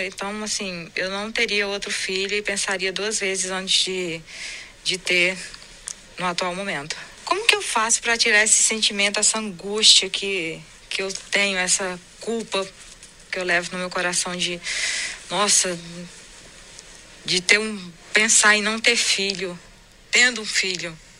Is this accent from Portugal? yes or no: no; Paraíba, Brazil; eu sou paraibana